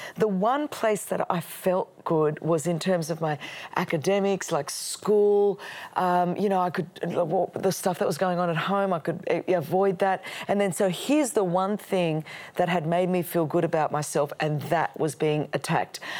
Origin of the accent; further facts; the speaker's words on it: Australia; first language Greek; English is a second language; my parents um, came over from Alexandria, Egypt. My grandparents were from Greece, and so we were immigrants into Australia